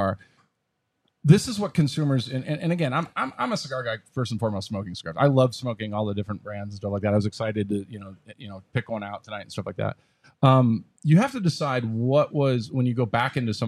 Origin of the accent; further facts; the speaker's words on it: Wisconsin, United States; moved away; I was from Wisconsin originally